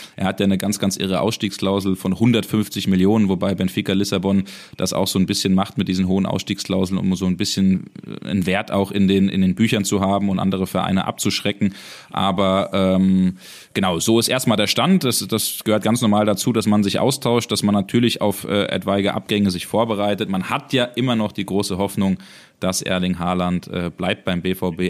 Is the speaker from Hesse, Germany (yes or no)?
yes; Hesse, Germany; bei uns in Hessen